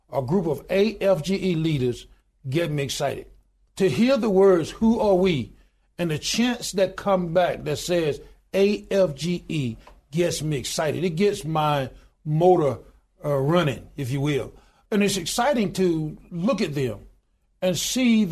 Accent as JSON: {"language": "English", "town": "Goodwater", "region": "Alabama", "country": "United States", "tie": "born or raised there", "said": "I was born in a little small town in Goodwater, Alabama, population 1,292 today."}